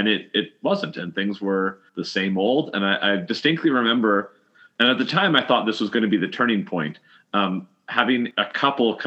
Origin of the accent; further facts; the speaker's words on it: Canada; We're from Canada